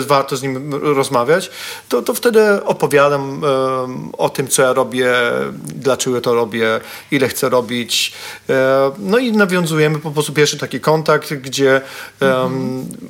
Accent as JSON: {"language": "Polish", "town": "Katowice", "region": "Silesian Voivodeship", "country": "Poland", "said": "jestem z Katowic"}